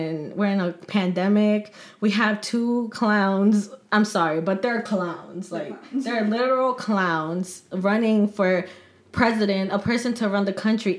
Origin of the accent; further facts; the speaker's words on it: Atlantic City, New Jersey, United States; I'm also from Atlantic City and we also went to the same high school